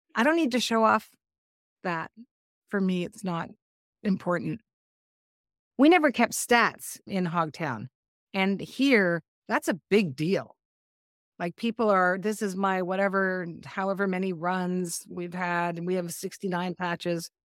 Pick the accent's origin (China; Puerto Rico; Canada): Canada; moved away as an adult; now in Asheville, United States; I'm Canadian